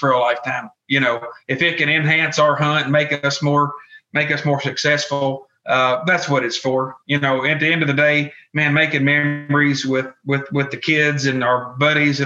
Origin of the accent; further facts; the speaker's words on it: Kentucky, United States; I'm from Kentucky